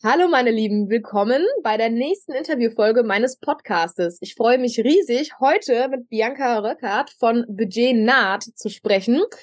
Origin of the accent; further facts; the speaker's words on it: Hamburg, Germany; Ich habe einen Mann, wir kommen aus Hamburg